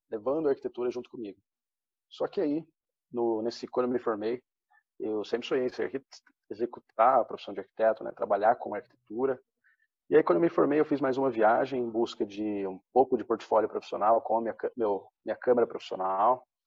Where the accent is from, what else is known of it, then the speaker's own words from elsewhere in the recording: Presidente Prudente, São Paulo, Brazil; also born or lived in Londrina; Sou natural do interior de São Paulo, presidente prudente. Só que meu pai, ao decorrer da vida, mudou muitas vezes de cidade a respeito do seu trabalho e a gente acompanhou.